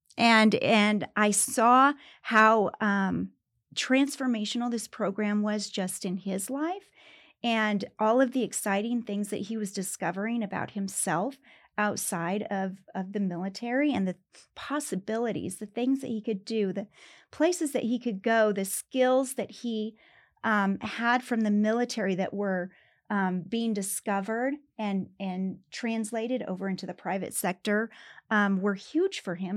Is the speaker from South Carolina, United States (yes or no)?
no; Pueblo, Colorado, United States; moved away as an adult; also born or lived in Greeley, Colorado; now in Denver, United States; I was raised in Pueblo